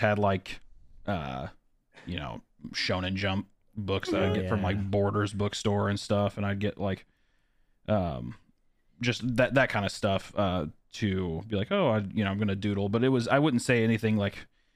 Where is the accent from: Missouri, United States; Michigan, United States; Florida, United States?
Missouri, United States; Kearney; I grew up in Kearney, Missouri, which is, like, a very small cattle town in Missouri